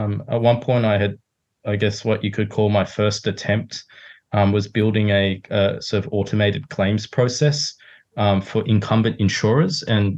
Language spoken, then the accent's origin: English; Sydney, New South Wales, Australia; also born or lived in Hong Kong / Japan; So I'm originally from Sydney, but sort of grew up all over the place. Was born in Hong Kong. My mum's Japanese, so I lived in Japan for a few years and then grew up basically in Sydney.